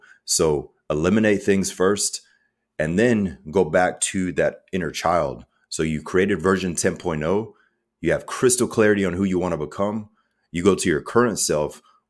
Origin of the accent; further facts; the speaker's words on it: Germany; So myself, I'm mixed. So my father's African-American, my mother's German. I grew up in Germany as a child. My dad was U.S. Army 20 plus years.